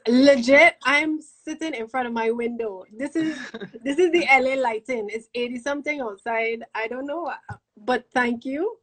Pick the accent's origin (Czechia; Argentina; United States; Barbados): Barbados; me as a Bajan